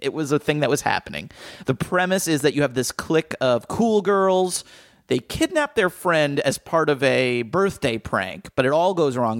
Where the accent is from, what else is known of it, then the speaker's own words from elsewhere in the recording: New Jersey, United States; where I grew up in Jersey